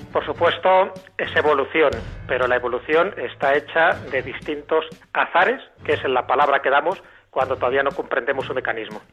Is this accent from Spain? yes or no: yes; Castile and León, Spain; Aparece mi pueblo, aparecen los castillos, aparecen mis compañeros jugando y aparece sobre todo ese sabor entrañable que tienen los pueblos castellanos leoneses